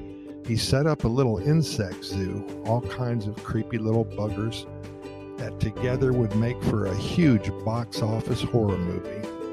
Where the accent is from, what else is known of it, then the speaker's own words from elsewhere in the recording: Columbus, Ohio, United States; when I was growing up in Columbus, Ohio.